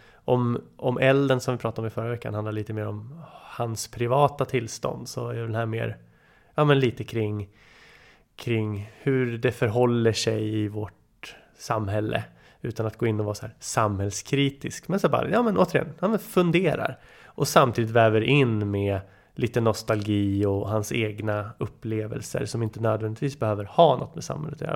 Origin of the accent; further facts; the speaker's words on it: Nyköping, Södermanland, Sweden; där vi växte upp i Bryngelstorp, Nyköping.